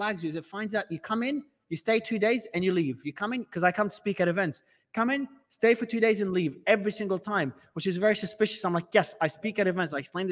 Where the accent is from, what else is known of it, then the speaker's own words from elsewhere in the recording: Australia; moved away as an adult; also born or lived in Lebanon; now in Dubai, United Arab Emirates; I was born in Lebanon. I migrated to Australia as a kid back in primary school. So I've lived in Australia all my life